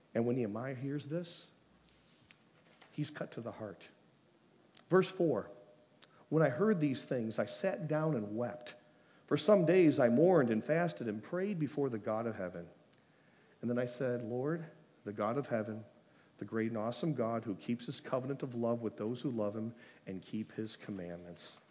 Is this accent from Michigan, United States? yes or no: yes; Lansing, Michigan, United States; I grew up in Lansing Christian, and some of you might remember Mrs. Rietfeld.